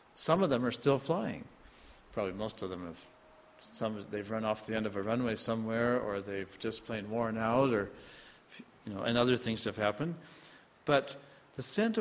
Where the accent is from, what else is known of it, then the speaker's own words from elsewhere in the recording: Iowa, United States; moved away; also born or lived in North Dakota; I was spent a lot of years growing up in Iowa, farm country, pastored in North Dakota for quite some time as well